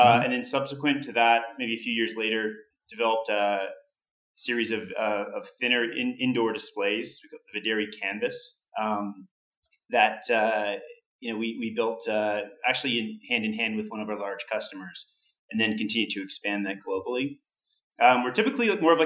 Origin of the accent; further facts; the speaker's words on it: Canada; I'm Canadian